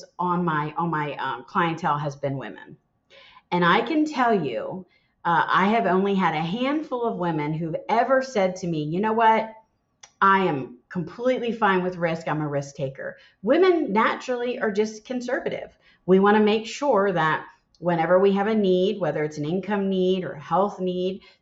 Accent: Philadelphia, Pennsylvania, United States; moved away; also born or lived in the South (US); I'm born and raised in Philadelphia.

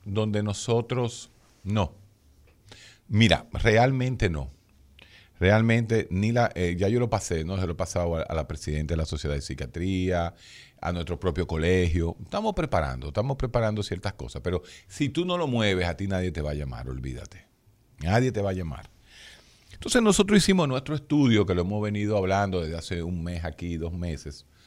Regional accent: Dominican Republic; somos los dominicanos, todos, absolutamente todos

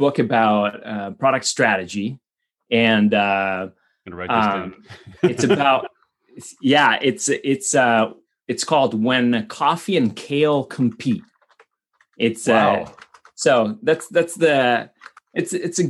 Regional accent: Italy; moved away as an adult; now in United States; I grew up in Italy, and then during my college years, I studied at UCLA, and then that's how I ended up in the United States.

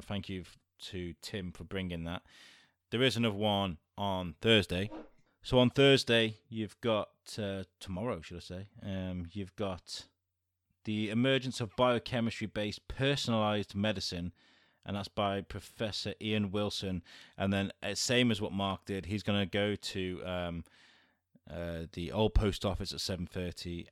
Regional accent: Wrexham, Wales, United Kingdom; now in Shrewsbury, United Kingdom; I grew up in Wrexham

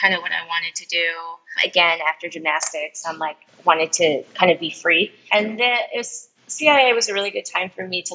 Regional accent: upstate New York, United States; moved away as an adult; now in Los Angeles, United States; I just really wanted to get out of upstate New York

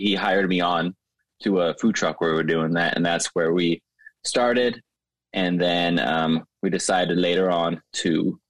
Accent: Elk Grove, California, United States; When I grew up in Elk Grove in Sacramento

